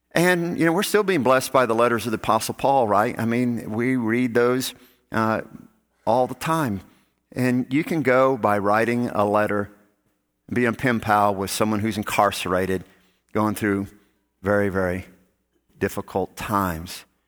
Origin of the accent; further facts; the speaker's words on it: Gulf Coast, United States; I grew up on the Gulf Coast.